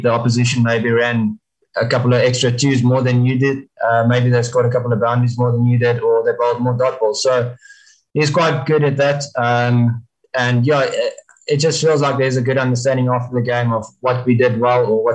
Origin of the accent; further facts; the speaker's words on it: South Africa; as a South African team